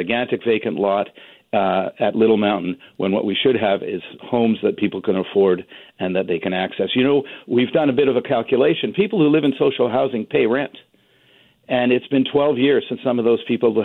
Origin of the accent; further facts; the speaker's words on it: British Columbia, Canada; all of us as British Columbians